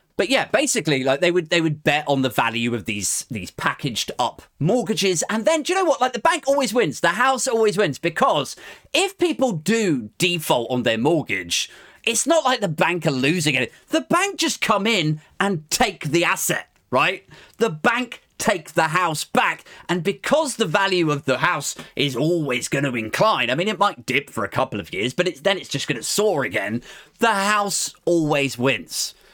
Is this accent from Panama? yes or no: no; United Kingdom